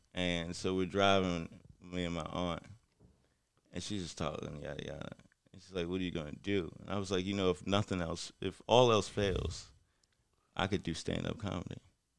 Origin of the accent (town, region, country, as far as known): Baltimore, Maryland, United States